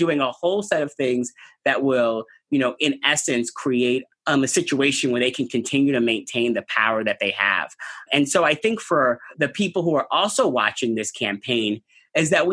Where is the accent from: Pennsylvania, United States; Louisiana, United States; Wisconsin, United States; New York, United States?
New York, United States; I'm a New Yorker.